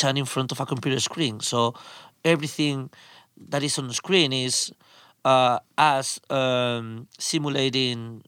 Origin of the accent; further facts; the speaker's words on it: Spain; I'm a filmmaker from Spain